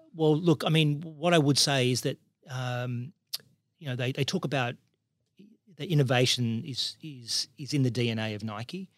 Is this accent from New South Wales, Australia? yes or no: yes; Parramatta, New South Wales, Australia; born and raised in Parramatta